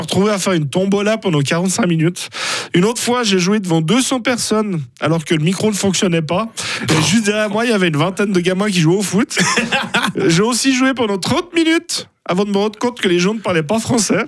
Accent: Surpierre, Fribourg, Switzerland; on est suisse, et fribourgeois, et broyard, et de l'enclave de Surpierre

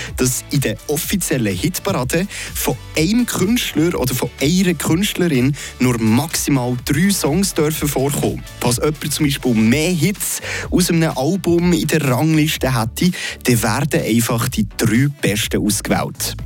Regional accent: Switzerland; bei uns in der Schweiz

